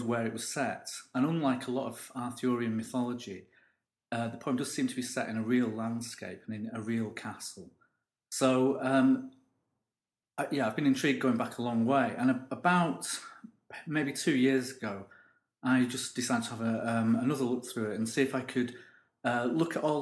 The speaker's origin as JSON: {"language": "English", "town": "Stockport", "region": "North West England", "country": "United Kingdom", "said": "I come from Stockport"}